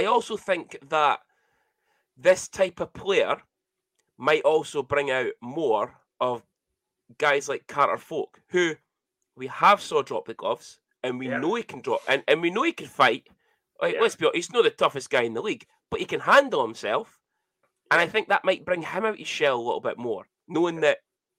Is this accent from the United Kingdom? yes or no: yes; United Kingdom; Especially as a Brit.